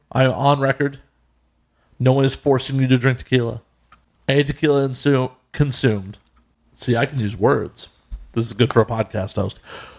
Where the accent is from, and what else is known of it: Chicago, Illinois, United States; moved away as an adult; now in Los Angeles, United States